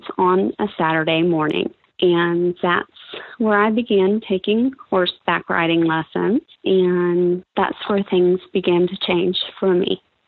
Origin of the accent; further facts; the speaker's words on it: Pensacola, Florida, United States; also born or lived in Connecticut; Originally, I'm from Connecticut. We moved here when I was about 6 years old. So in 1982, we moved to Pensacola. My dad was in the military, and I've been here ever since